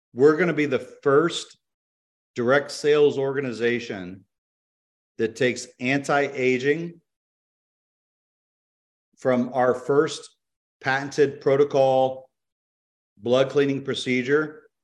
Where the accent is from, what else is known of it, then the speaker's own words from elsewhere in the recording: DeBary, Florida, United States; I'm from DeBary. You can look it up. It's a very small city.